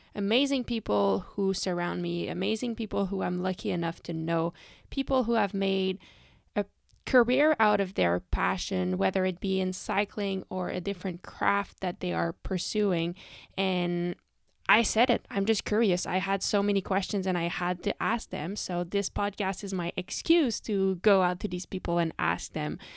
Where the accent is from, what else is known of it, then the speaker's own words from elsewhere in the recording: Canada; I am from Canada